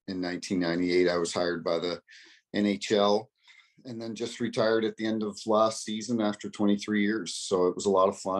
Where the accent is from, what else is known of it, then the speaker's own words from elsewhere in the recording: New Brunswick, Canada; moved away as an adult; also born or lived in Toronto, Canada; grew up in New Brunswick